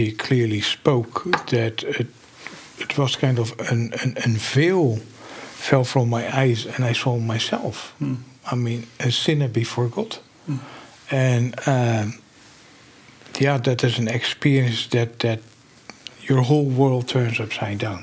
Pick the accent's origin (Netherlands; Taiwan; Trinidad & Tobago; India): Netherlands; Rotterdam, South Holland; now in Grand Rapids, United States; I grew up in Rotterdam in the Netherlands in a Christian household